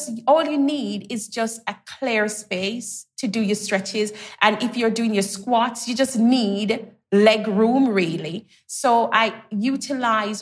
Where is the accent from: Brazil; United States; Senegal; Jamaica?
Jamaica; I grew up in Jamaica, so we had the green spaces